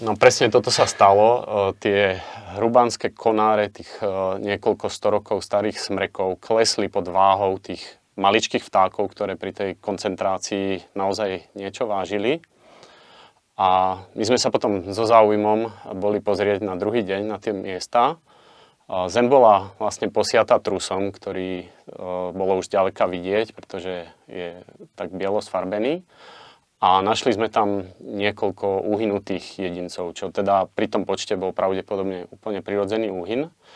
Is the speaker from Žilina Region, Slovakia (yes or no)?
yes; Liptov, Žilina Region, Slovakia; ako malý chlapec v nízkych Tatrách a v našom okolí, keďže obidvaja sme z Liptova